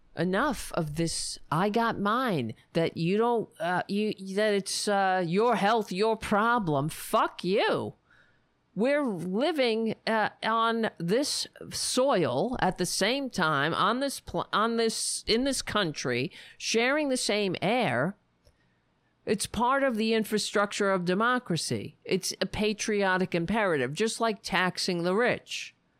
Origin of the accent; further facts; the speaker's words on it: United States; I'm an American